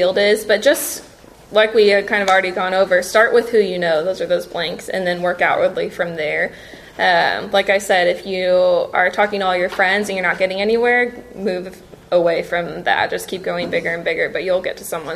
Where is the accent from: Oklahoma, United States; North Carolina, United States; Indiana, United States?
Indiana, United States; moved away as an adult; now in Texas, United States; I'm originally from Indiana